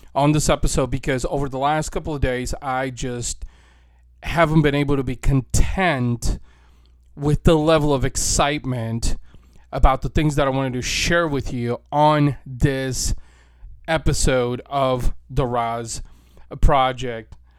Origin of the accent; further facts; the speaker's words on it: St. Louis, Missouri, United States; right here in my hometown, Saint Louis, Missouri